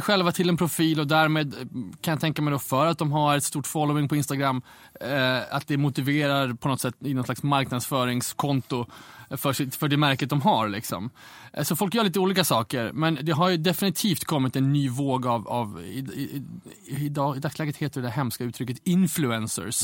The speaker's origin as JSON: {"language": "Swedish", "town": "Umeå", "region": "Västerbotten County", "country": "Sweden", "tie": "born or raised there", "moved": "yes", "said": "kommer från Umeå ursprungligen. Ja. Och jag är ju kommer från punk och hardcore-rörelsens Umeå där jag är uppvuxen på slutet på 90-talet"}